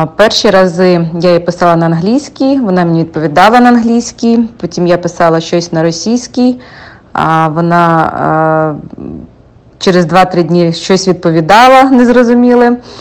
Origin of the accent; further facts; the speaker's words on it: Ukraine; moved away as an adult; now in United States; Я з України.